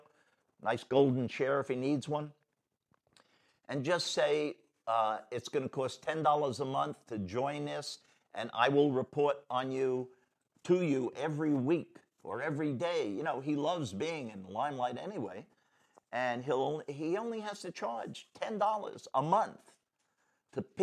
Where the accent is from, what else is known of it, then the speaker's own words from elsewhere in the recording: New York City, New York, United States; I'm from New York City